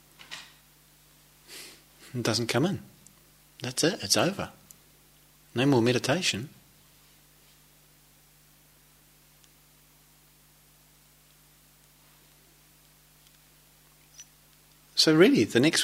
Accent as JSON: {"language": "English", "country": "New Zealand", "tie": "born or raised there", "moved": "yes", "said": "I come from New Zealand where there's, as probably you're familiar with the reputation, there's quite a lot of sheep. I grew up in the country"}